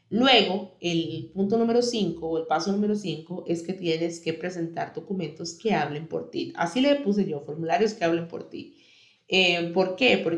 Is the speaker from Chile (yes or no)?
no; Costa Rica; yo soy de Costa Rica, si me escuchas desde otro país, te sugiero que busques información de cómo puedes hacerlo en tu país